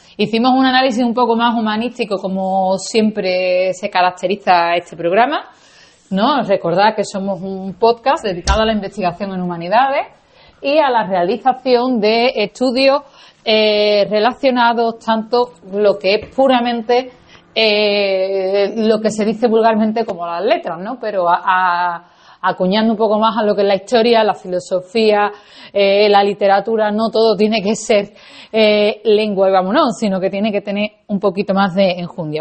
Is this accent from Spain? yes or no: yes; Seville, Andalusia, Spain; accent: Andalusian; first language Spanish; yo soy de Sevilla